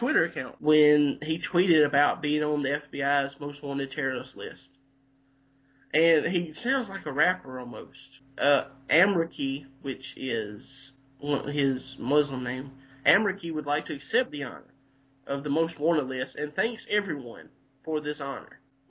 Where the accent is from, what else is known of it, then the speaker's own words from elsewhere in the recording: Abbeville County, South Carolina, United States; This is from my home county of Abbeville County.